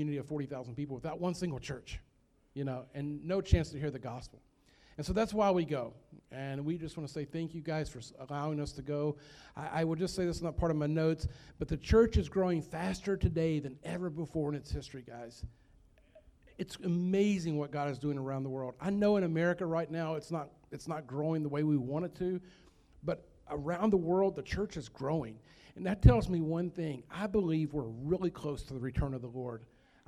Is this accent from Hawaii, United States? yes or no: no; Nelson County, Louisville, Central Kentucky, United States; moved away as an adult; also born or lived in Philippines; I'm from Nelson County, from Louisville, Central Kentucky, is where I grew up